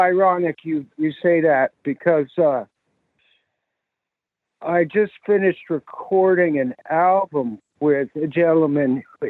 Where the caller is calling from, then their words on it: Vermont, United States; I'm calling from Vermont.